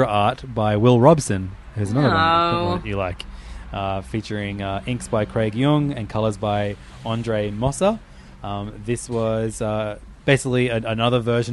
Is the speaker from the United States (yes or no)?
no; Australia; as an Australian